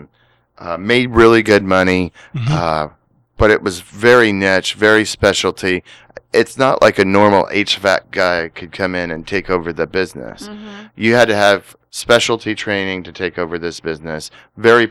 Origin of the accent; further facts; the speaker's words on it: Alaska, United States; now in Columbia County, Oregon, United States; I was born and raised in Alaska, a small town